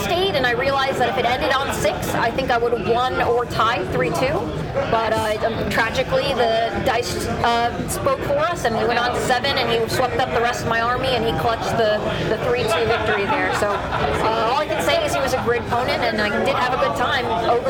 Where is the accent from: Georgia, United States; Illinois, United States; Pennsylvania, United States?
Pennsylvania, United States; Philadelphia; I'm from Philly.